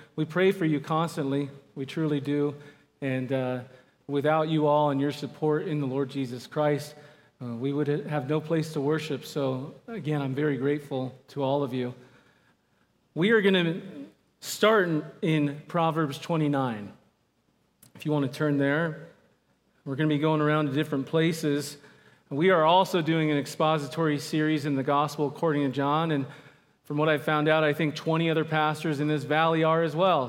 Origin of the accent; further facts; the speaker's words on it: Phoenix, Arizona, United States; also born or lived in Southern California / Mesa, Arizona; I'm primarily from Phoenix, Arizona area. I was born in Southern California, uh, but most of my life I've lived in Phoenix